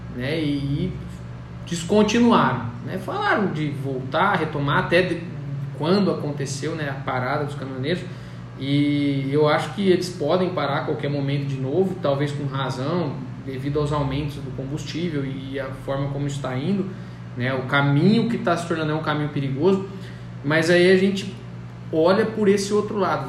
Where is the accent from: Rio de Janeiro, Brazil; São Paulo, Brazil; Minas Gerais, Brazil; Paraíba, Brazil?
São Paulo, Brazil; Colina; Eu moro em Colina, nasci e fui criado em Colina